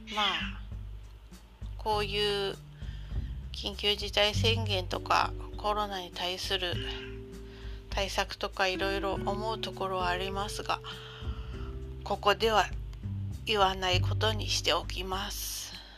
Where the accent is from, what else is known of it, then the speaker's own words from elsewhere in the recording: Tohoku, Japan; moved away; 出身のところも東北なので